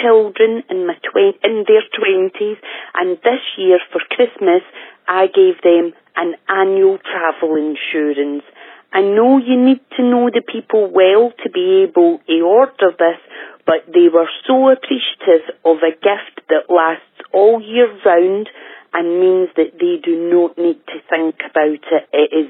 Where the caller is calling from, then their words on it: Edinburgh, Scotland, United Kingdom; I am calling you from Edinburgh in Scotland.